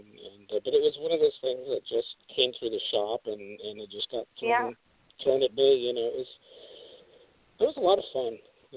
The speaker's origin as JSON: {"language": "English", "town": "Glendale", "region": "California", "country": "United States", "tie": "born or raised there", "said": "I grew up over in Glendale, in California, which is suburb of Los Angeles, and I was just like over the hill from Hollywood"}